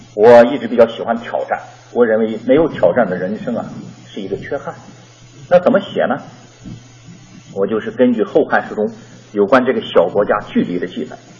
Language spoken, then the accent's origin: Chinese; Shandong, China; 我是个山东人，我也不是新疆人，我也不是学历史